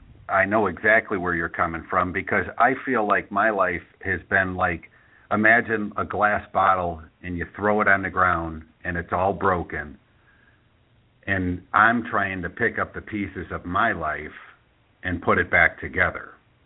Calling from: Chicago, Illinois, United States; I'm calling from Chicago.

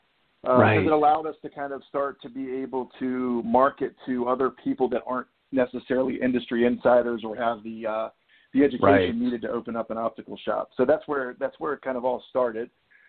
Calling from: Charlotte, North Carolina, United States; So I live just outside Charlotte, North Carolina.

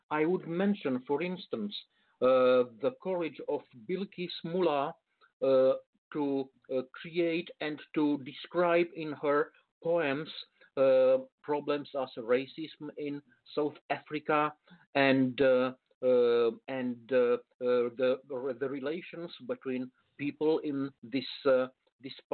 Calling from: Bucharest, Romania; Uh, actually, I'm coming from Bucharest. It's uh, some uh, 800 kilometers east of Budapest

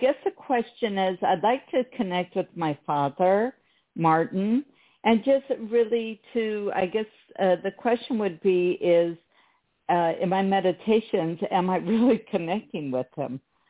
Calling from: Israel; I'm calling from Israel.

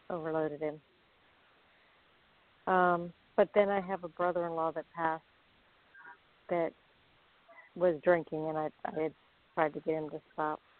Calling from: Florida, United States; I'm calling from Florida.

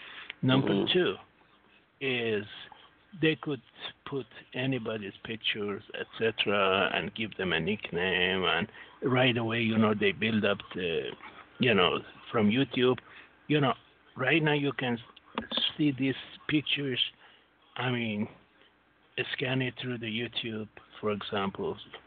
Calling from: Singapore; Yes, this is … from Singapore.

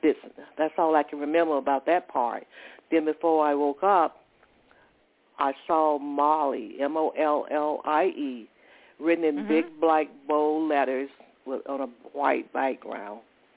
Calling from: Georgia, United States; I'm calling from Georgia.

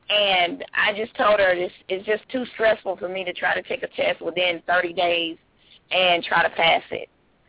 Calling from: Georgia, United States; I'm calling from Georgia.

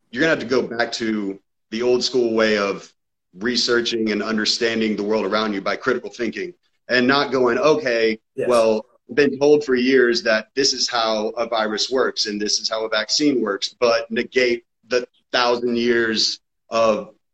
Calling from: Georgia, United States; I'm calling from Georgia.

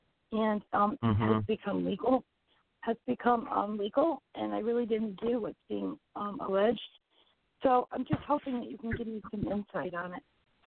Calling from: Connecticut, United States; calling from Connecticut.

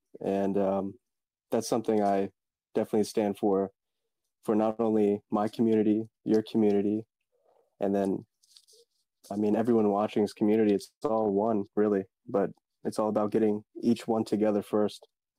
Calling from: Woodbridge, Virginia, United States; I am shifting from Virginia, Woodbridge, Virginia, which is kind of a suburb of Washington, D.C.

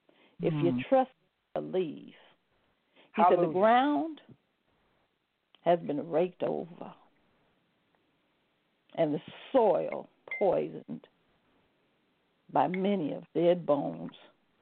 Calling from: Arizona, United States; moved away as an adult; also born or lived in California; I'm calling from Arizona. And just as she said, I had came from California to Arizona, me and my son.

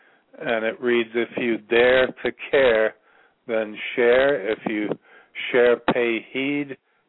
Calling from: Ashland, Virginia, United States; I'm calling from Virginia

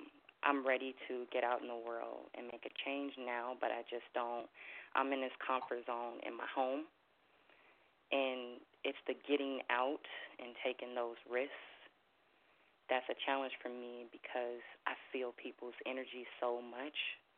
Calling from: Minnesota, United States; I'm calling from Minnesota.

